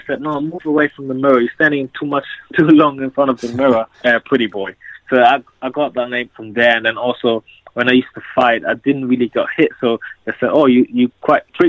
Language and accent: English; Germany; moved away as an adult; also born or lived in Liberia; now in London, United Kingdom; I was born in Liberia, and that was in the civil war. And growing up in Germany as a black or mixed race child